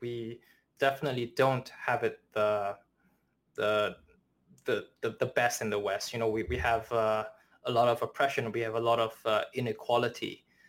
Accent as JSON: {"language": "English", "country": "China", "tie": "born there", "said": "And so I was born in China, and I have a family friend."}